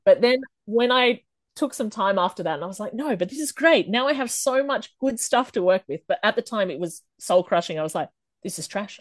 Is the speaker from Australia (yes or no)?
yes; Australia; I am from Australia